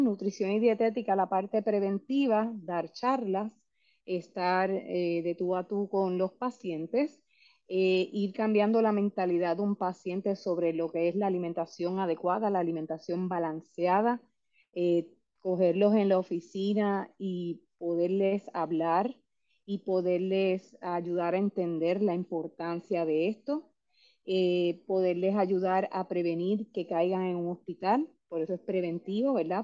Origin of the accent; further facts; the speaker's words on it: Puerto Rico; nosotros, y me incluyo como puertorriqueños